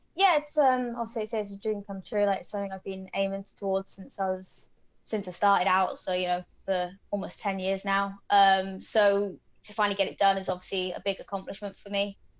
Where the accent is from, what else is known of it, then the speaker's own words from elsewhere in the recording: United Kingdom; now in Sacramento, United States; I'm British.